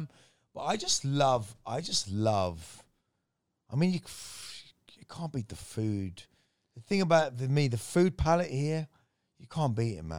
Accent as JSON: {"language": "English", "country": "Thailand", "tie": "born or raised there", "said": "being able to say I grew up in Thailand."}